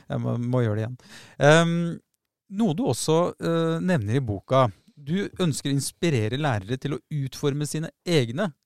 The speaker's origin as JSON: {"language": "Norwegian", "region": "Oslo", "country": "Norway", "tie": "born or raised there", "said": "Jeg vokste opp på Tveita"}